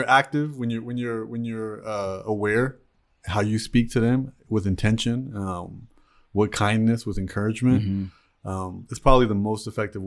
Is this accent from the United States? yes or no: no; Toronto, Ontario, Canada; I was born and raised in Toronto, Canada.